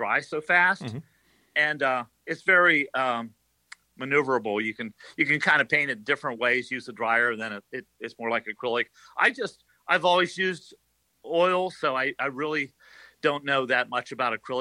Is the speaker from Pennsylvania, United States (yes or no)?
yes; Loretto, Pennsylvania, United States; moved away; also born or lived in Pittsburgh; I'm a native of Cambria County.